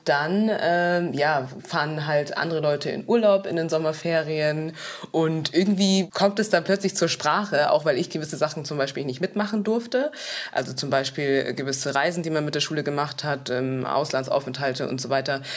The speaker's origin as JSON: {"language": "German", "town": "Munich", "region": "Bavaria", "country": "Germany", "tie": "born or raised there", "said": "ich komme aus München und nicht aus Düsseldorf"}